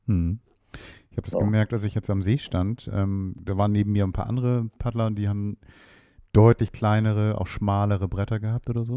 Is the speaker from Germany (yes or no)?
yes; Hamburg, Germany; ich jetzt als Hamburger